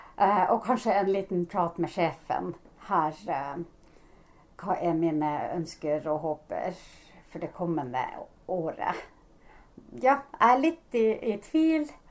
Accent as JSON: {"language": "Norwegian", "town": "Sodankylä", "region": "Lapland", "country": "Finland", "accent": "Sodankylä dialect (Northern Finnish)", "second_language": "Norwegian", "moved": "yes", "lives_now": "Norway", "said": "min egen dialekt er fra Nord-Finland, Sodanguller-dialekt."}